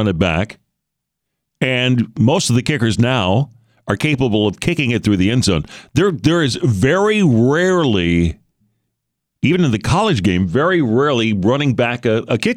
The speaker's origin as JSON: {"language": "English", "region": "Michigan", "country": "United States", "tie": "born or raised there", "moved": "yes", "lives_now": "Houston, United States", "said": "growing up in Michigan"}